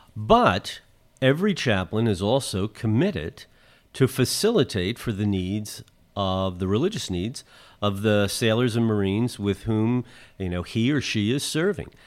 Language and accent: English; Philadelphia, Pennsylvania, United States; moved away; as a Philadelphian, and Father Hoag and I are both from North Philly